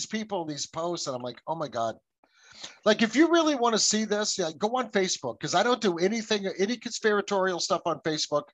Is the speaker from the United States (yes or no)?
yes; United States; My family came here in the 1640s